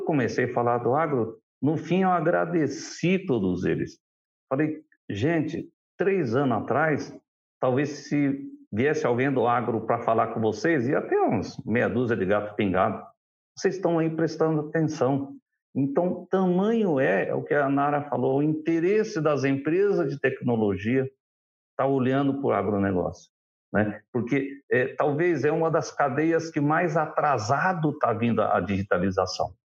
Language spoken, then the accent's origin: Portuguese; Assaí, Paraná, Brazil; Nós somos de açaí